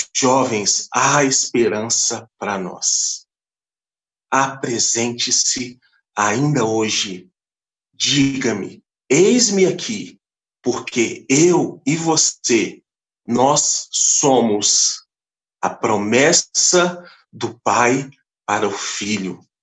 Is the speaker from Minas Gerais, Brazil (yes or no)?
yes; Belo Horizonte, Minas Gerais, Brazil; Sou da cidade de Belo Horizonte